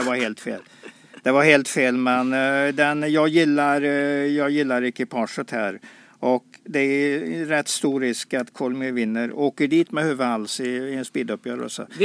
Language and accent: Swedish; Sweden; vi inte lyckats som svenskar